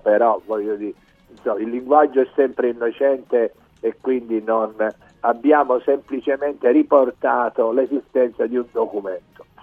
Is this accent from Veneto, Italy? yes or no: no; Sicily, Italy; first language Sicilian; Italian is a second language; io da siciliano penso in dialetto